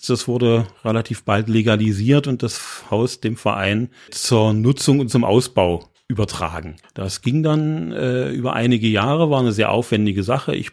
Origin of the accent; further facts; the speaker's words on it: Magdeburg, Saxony-Anhalt, Germany; now in Halle, Germany; Ich stamme aus Magdeburg und ich teile nicht die Vorbehalte, die in Halle leider immer noch verbreitet sind äh, über die Stadt.